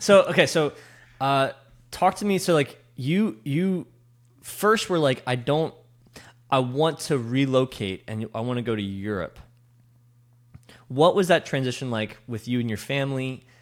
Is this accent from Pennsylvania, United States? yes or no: yes; West Chester, Pennsylvania, United States; I grew up in, uh, Westchester.